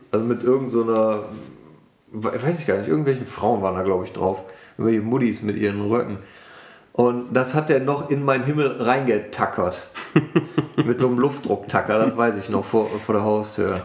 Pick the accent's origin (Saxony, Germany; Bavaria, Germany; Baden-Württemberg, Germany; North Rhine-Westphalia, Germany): North Rhine-Westphalia, Germany; Wermelskirchen; ich komme aus dem Bergischen, aus Wermelskirchen.